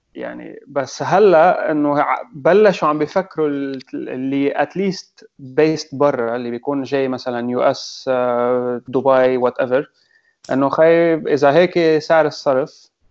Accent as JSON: {"language": "Arabic", "country": "Lebanon"}